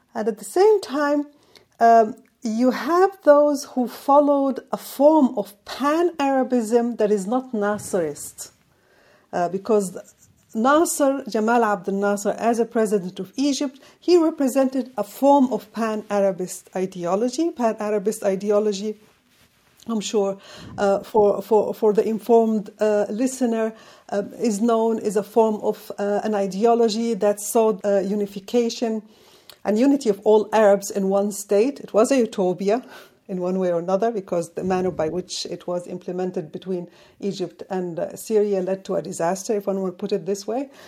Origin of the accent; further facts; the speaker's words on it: Yemen; moved away; my home country